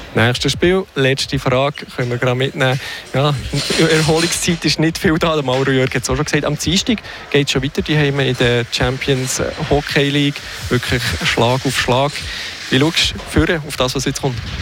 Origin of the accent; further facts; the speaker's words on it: See District, Fribourg, Switzerland; ich selber komme aus dem Seebezirk